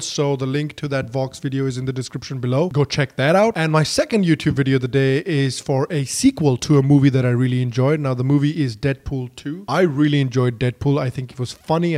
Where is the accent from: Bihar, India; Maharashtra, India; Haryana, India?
Bihar, India; Bihar, my home state